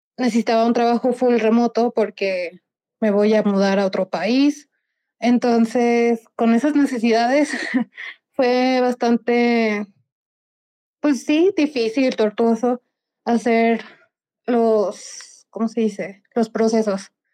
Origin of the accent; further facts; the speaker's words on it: Mexico; soy mexicana